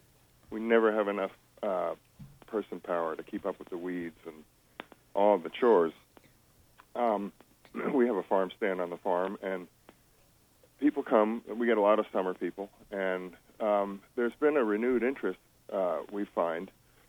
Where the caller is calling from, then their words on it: Stonington, United States; I'm from Spruce Hill Farm down in Stonington.